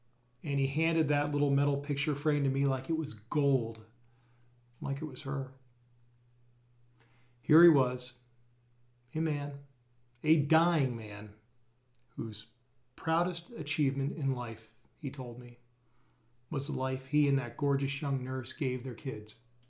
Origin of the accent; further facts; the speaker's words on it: St. Petersburg, Florida, United States; I'd been invited back to my hometown of St. Petersburg, Florida in the spring of 2013 to give a speech